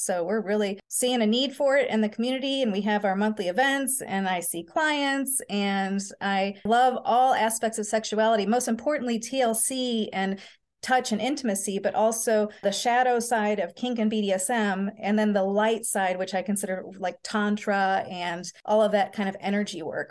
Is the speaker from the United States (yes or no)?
yes; St. Louis, Missouri, United States; I was raised in Saint Louis, Missouri